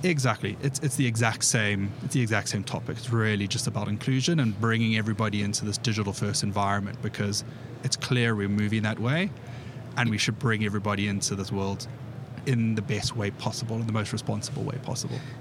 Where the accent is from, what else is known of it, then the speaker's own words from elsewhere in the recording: South Africa; moved away as an adult; now in United Kingdom; I'm originally from South Africa, uh, born and bred there, moved over to the UK 11 years ago.